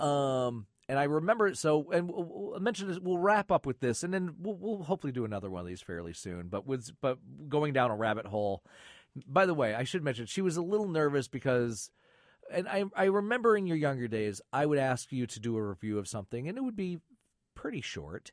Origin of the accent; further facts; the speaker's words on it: Michigan, United States; moved away; the horror show host I grew up with in Michigan was Sir Graves Gasly